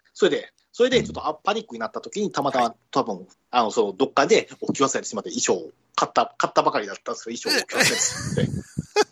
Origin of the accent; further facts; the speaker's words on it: Kansai, Japan; 私も関西だったんですよ。